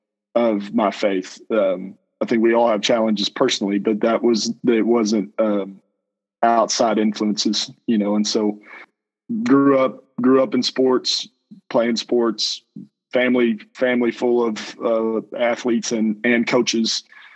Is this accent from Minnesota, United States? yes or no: no; Lampasas, Texas, United States; also born or lived in Canton, Texas / Houston, Texas; I've born and raised in Texas from pre-K through my freshman year. I grew up here in Lampasas